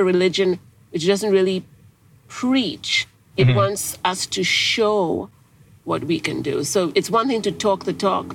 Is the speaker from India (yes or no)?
yes; India; moved away; also born or lived in England; I grew up mainly in India, but I also traveled all over Africa, Australia, lived in England, and basically lived all over the world.